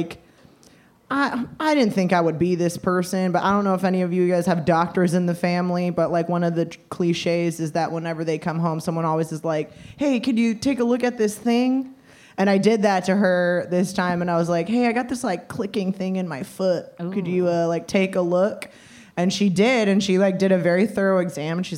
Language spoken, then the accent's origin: English; Los Angeles, California, United States; I'm from Los Angeles